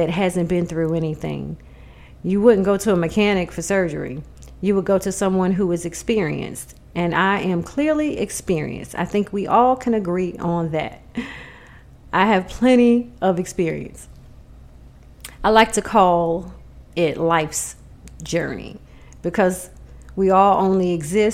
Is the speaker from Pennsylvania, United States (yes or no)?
no; New York City, New York, United States; moved away; I am originally from Jamaica, Queens, New York.